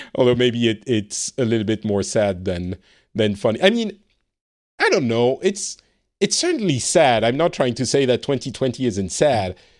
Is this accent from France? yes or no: yes; France; now in Finland; I live in Finland. I am originally from France